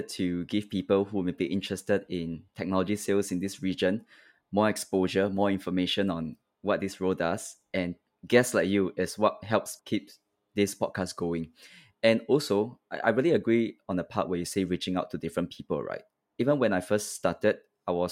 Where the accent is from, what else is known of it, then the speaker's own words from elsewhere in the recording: Singapore; me being Singaporean, I speak English. I speak a little bit of Mandarin at home.